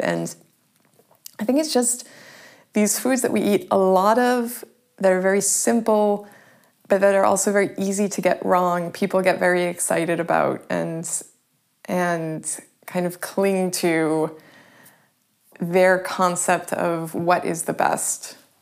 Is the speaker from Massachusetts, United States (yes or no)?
yes; Sharon, Massachusetts, United States; moved away as an adult; also born or lived in Boston / Prague / Paris; now in Berlin, Germany; I was born in Boston. I grew up in a town outside of Boston. It's called Sharon